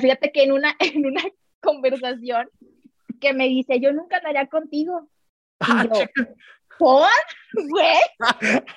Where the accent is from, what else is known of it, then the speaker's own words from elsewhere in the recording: Tampico, Tamaulipas, Mexico; moved away as an adult; now in Mexico City, Mexico; Yo soy de Tampico, Tamaulipas, me vine hace dos años a México.